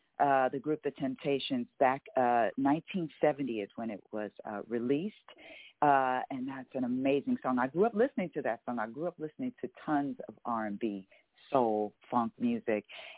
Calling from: Los Angeles, California, United States; Calling from Los Angeles. That's where we're based out

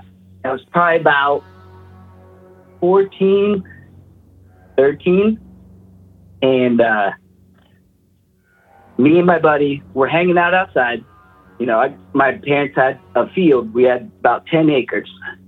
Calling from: Post Falls, Idaho, United States; Post Falls, Idaho.

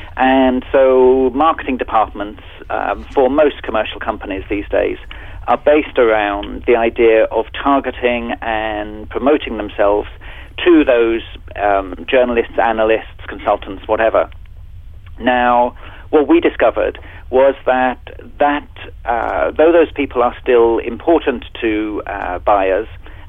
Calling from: London, United Kingdom; I'm actually talking from London, where it's early evening now, so it's a pretty international business we're in at the moment.

